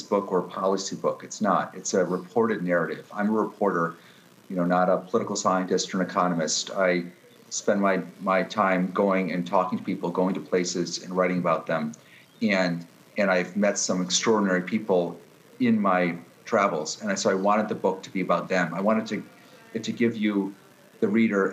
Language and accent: English; Pittsfield, Massachusetts, United States; born or raised there; moved away; also born or lived in Washington, D.C.